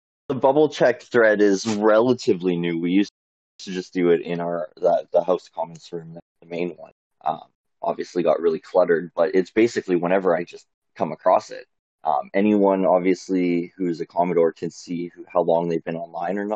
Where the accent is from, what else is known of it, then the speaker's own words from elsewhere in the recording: Canada; I'm from Canada, I live in Canada